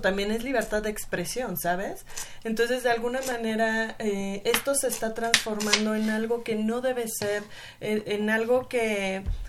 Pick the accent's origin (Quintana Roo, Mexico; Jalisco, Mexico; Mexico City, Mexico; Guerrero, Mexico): Mexico City, Mexico; soy sureña y, nací